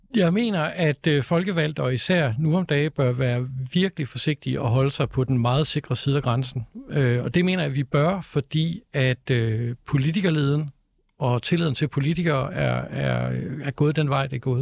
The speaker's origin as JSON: {"language": "Danish", "town": "Copenhagen", "region": "Capital Region of Denmark", "country": "Denmark", "said": "jeg er københavner"}